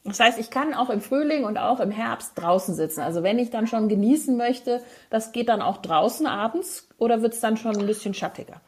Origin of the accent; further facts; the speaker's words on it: Frankfurt, Hesse, Germany; aus Frankfurt, wo ich geboren bin